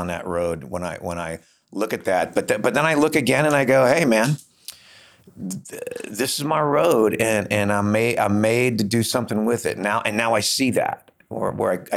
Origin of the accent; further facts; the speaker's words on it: Los Angeles, California, United States; moved away as an adult; also born or lived in Bakersfield; I grew up in Hollywood in a … cover band as a teenager on the Sunset Strip